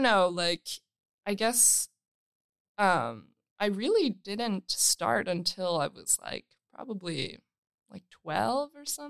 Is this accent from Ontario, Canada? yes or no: yes; Toronto, Ontario, Canada; I grew up in North York.